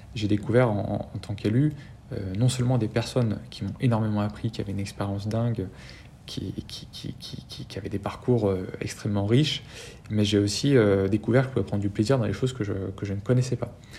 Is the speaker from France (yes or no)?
yes; France; chez nous en France